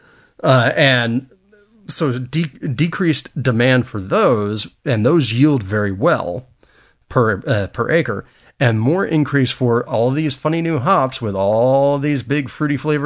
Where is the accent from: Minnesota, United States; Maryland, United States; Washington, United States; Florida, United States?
Florida, United States; Apopka; my hometown in Apopka, Florida